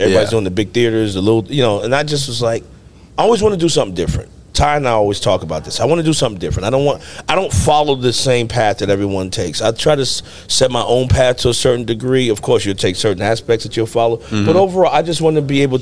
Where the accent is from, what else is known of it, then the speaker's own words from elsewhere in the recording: New Jersey, United States; moved away; also born or lived in Atlanta; I'm originally from Jersey